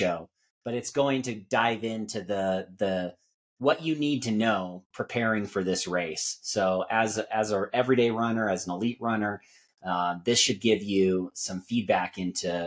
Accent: Arizona, United States; moved away as an adult; now in Castle Rock, United States; I grew up in Arizona

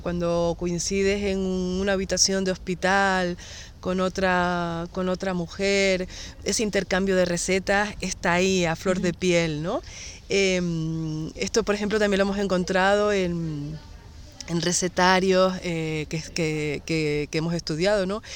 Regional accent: Garachico, Canary Islands, Spain; de Garachico, que es de mi pueblo

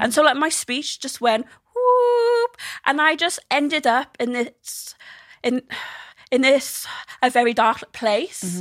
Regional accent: South Wales, United Kingdom; I am from the South Wales

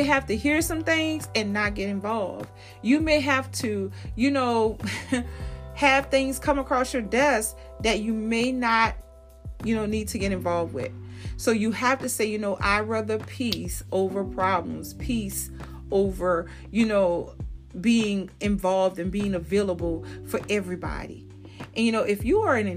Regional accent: New Orleans, Louisiana, United States; I'm from New Orleans

